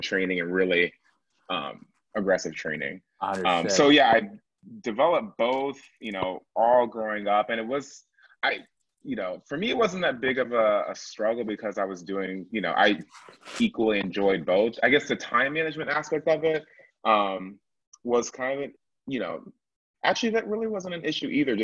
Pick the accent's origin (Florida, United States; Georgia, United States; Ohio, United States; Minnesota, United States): Georgia, United States; Atlanta; I'm from Atlanta originally. I was the youngest person to be in the Atlanta Symphony Youth Orchestra